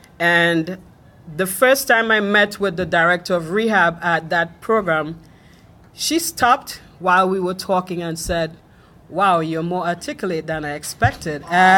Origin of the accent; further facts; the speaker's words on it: Trinidad & Tobago; So I'm from Trinidad and Tobago. We're just above Venezuela. And yes, we speak English.